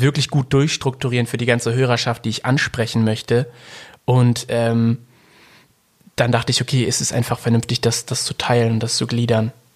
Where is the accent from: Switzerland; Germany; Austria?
Germany; Ruhr area, North Rhine-Westphalia; ich komme aus dem Ruhrpott